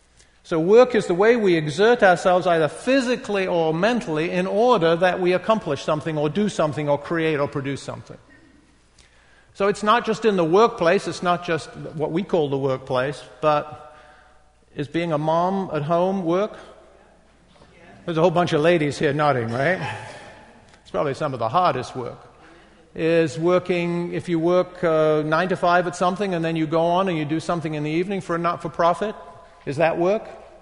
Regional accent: England, United Kingdom; I grew up in England. I grew up in a non-Christian home. Although we went to church, but you did that in England in the 50s.

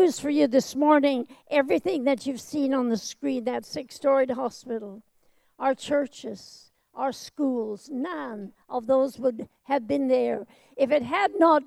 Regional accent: Vancouver, British Columbia, Canada; moved away as an adult; also born or lived in Tokyo, Japan / Calcutta, India; I was born in Tokyo of missionary parents, and then raised in Vancouver, Canada, when my father and mother took over my grandfather's church there.

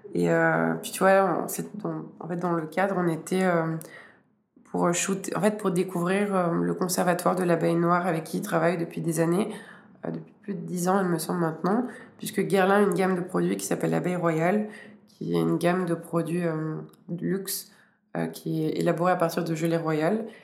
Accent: Switzerland; en tant que Suisse

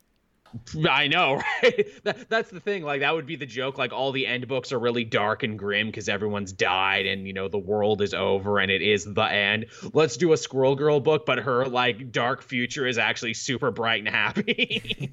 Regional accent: Canada; us Canadians

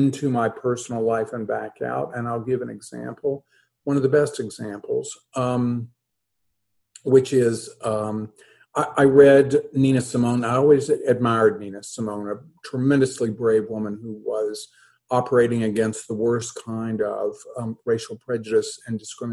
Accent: New Haven, Kentucky, United States; moved away as an adult; I grew up in New Haven, about 3 miles from the Abbey of Gethsemane

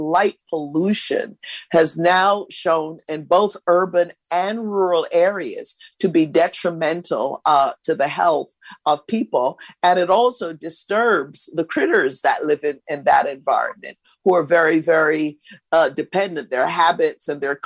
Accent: Barbados; also born or lived in Los Angeles, United States; now in United States; I grew up in Barbados in a small village

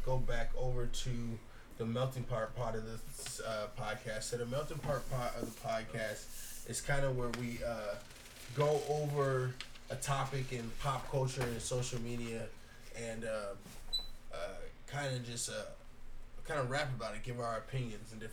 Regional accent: United States; Being an American in America as a black man

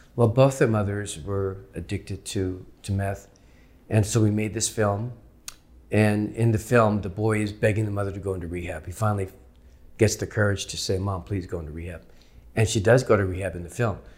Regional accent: San Jose, California, United States; now in Los Angeles, United States; my twin brother and I growing up in San Jose

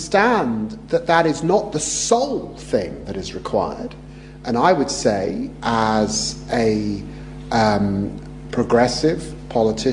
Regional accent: London, United Kingdom; also born or lived in Peterborough; I grew up poor in Tottenham

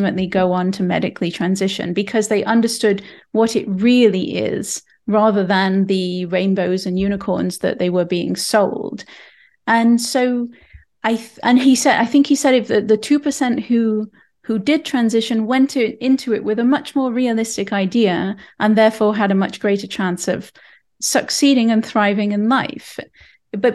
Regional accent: England, United Kingdom; now in Canada; I'm from England

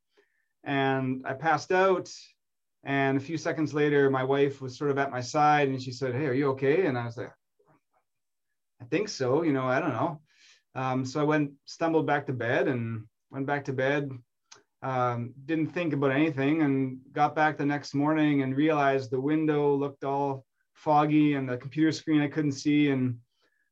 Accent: Manitoba, Canada; moved away as an adult; now in Toronto, Canada; I grew up in Manitoba and I went to school there, and I came out here in my 20s to go to U of T

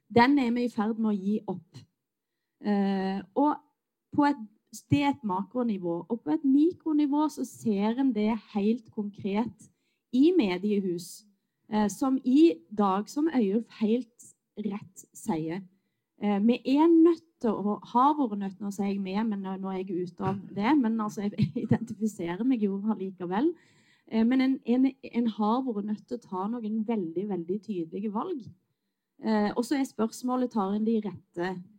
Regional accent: Western Norway, Norway; Jeg er vestlending

